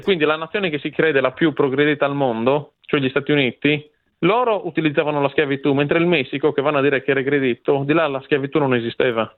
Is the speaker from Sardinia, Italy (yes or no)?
yes; Province of Nuoro, Sardinia, Italy; io sono nato, cresciuto e anche il mio sangue è sardo